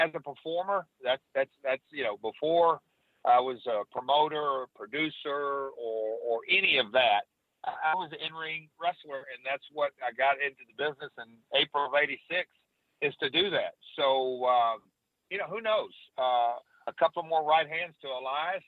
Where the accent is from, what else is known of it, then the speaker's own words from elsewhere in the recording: Nashville, Tennessee, United States; I'm from Nashville